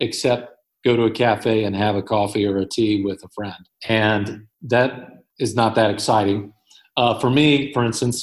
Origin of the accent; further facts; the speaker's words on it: United States; moved away as an adult; Being an American citizen here